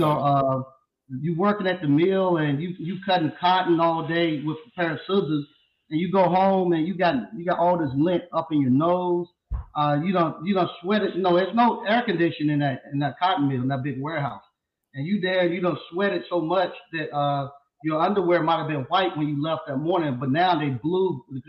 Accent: Stovall, North Carolina, United States; I'm originally from a little small town in North Carolina called Stovall, North Carolina

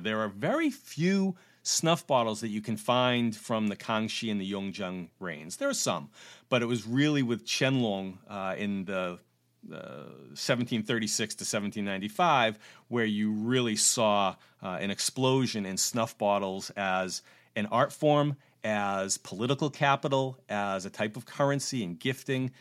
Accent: Cape Cod, Massachusetts, United States; moved away as an adult; also born or lived in New York State / Beijing; I was growing up on Cape Cod

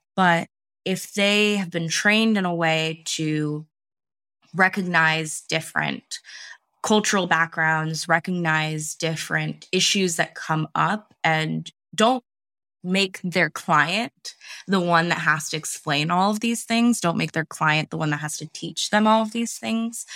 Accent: California, United States; also born or lived in various places in the United States; I am based in California. Um, I grew up here for the most part, and I've lived

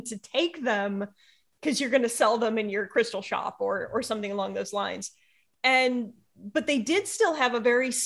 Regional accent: United States; being an American

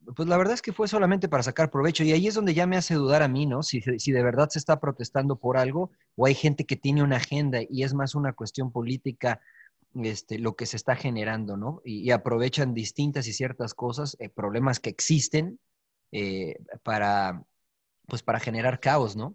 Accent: Mexico; moved away as an adult; now in United States; Soy mexicano de nacimiento y también quiero mucho a mi país

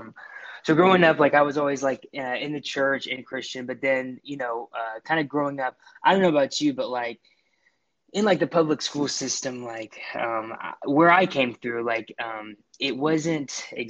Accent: Buford, Georgia, United States; I'm from Buford, Georgia

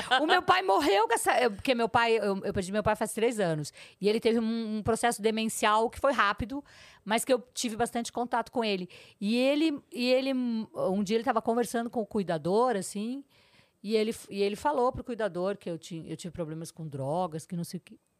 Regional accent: Porto Alegre, Rio Grande do Sul, Brazil; moved away as an adult; also born or lived in São Borja; now in São Paulo, Brazil; Nasci em 61, com três meses de idade, viemos de Jeep para Porto Alegre

